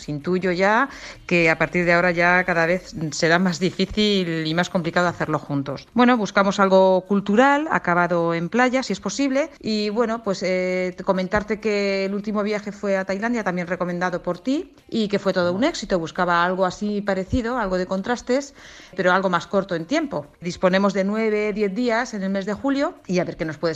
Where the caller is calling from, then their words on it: Alcalá de Henares, Community of Madrid, Spain; Hola Paco, soy … de Alcalá de Henares.